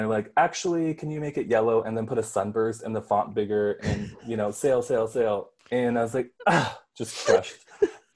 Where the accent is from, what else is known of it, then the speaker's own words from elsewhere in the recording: Red Lake, Ontario, Canada; also born or lived in Manitoba; now in Toronto, Canada; I'm Ojibwe from Kizikwenan Reserve out in Manitoba. But I was born and raised in Red Lake and then escaped and went to Toronto